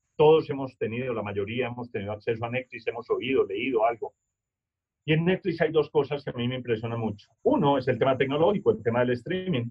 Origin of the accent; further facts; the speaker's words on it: Manizales, Caldas, Colombia; yo soy de Manizales, mi mamá es salamina, entonces ya se imaginarán el acento